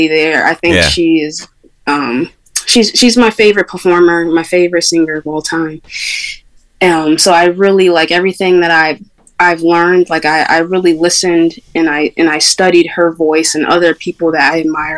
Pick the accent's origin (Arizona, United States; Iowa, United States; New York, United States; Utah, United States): New York, United States; Syracuse; growing up in Syracuse, New York, and growing up in New York in general